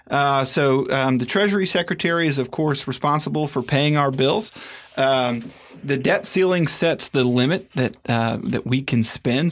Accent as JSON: {"language": "English", "country": "United States", "said": "as an American"}